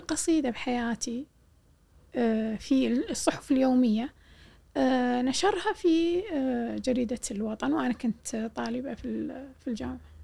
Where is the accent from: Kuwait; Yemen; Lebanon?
Kuwait; Jahra, Al Jahra Governorate; قلت له من الجارة